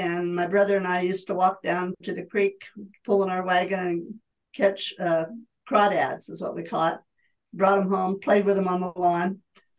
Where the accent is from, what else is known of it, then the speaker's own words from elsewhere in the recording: Elverta, California, United States; And I was born and raised in Alberta on Alberta Road, not on the road, but in a house along the road.